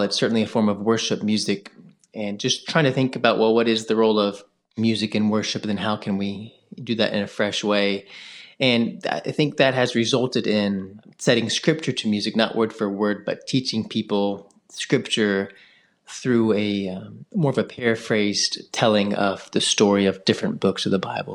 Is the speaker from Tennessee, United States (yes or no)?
yes; Memphis, Tennessee, United States; moved away as an adult; also born or lived in North Carolina; now in Jackson, United States; I'm from Memphis, Tennessee. It's where I was born and raised.